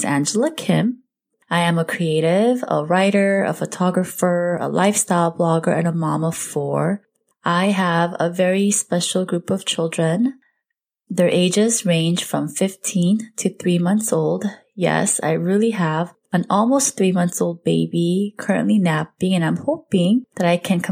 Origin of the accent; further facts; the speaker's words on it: Southern California, United States; also born or lived in South Korea; I currently reside in Southern California. I was born in South Korea. I came here as a young kid, and ever since then, I've lived in different parts of SoCal